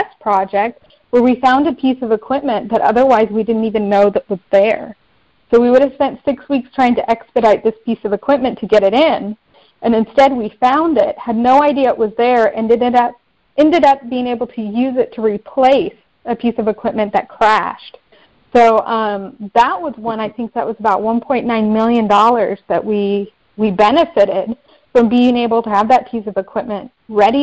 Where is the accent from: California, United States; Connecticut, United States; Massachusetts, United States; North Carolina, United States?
California, United States; Bakersfield; moved away as an adult; also born or lived in Angola; where I grew up in Bakersfield, California